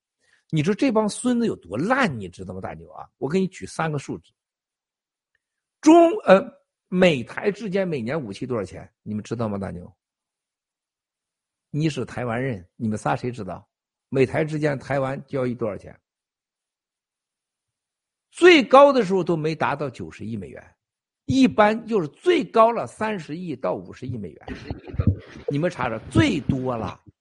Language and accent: Chinese; China; 我告诉大家，所有人，我们中国人从过去七十年犯下了两个致命的错误。